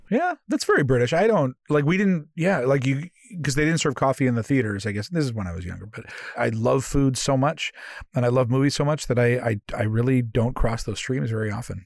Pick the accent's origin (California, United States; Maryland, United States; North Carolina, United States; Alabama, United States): California, United States; Oakland; moved away as an adult; now in United Kingdom; I grew up in Oakland, California